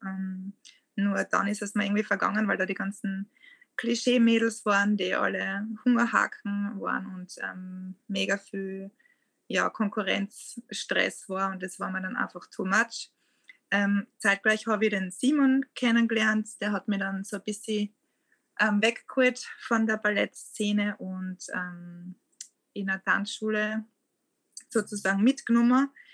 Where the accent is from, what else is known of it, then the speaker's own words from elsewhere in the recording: Lieboch, Styria, Austria; also born or lived in Graz; meinem Heimatort in Liebach, wo ich aufgewachsen bin